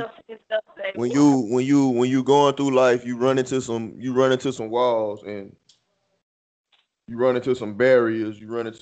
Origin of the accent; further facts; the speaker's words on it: Houston, Texas, United States; now in Norfolk, United States; my hometown, Houston, Texas